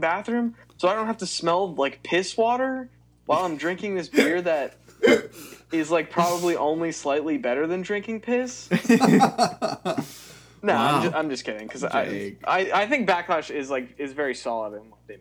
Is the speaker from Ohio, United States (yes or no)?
no; Pittsburgh, Pennsylvania, United States; I'm from Pittsburgh.